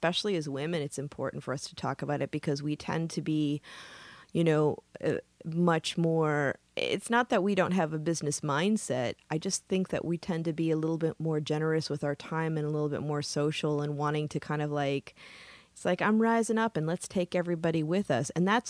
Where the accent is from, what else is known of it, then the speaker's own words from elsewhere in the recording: Midwest, United States; now in California, United States; I consider myself a Californian after 25 years, I probably should. But, you know, I say, I'm from the Midwest.